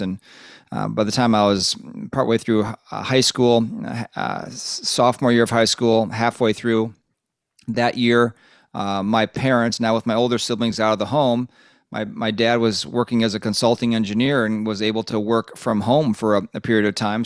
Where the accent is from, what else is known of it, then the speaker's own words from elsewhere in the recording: Lake Minnetonka, Minnesota, United States; We grew up on the west side of the Twin Cities in a place called Lake Minnetonka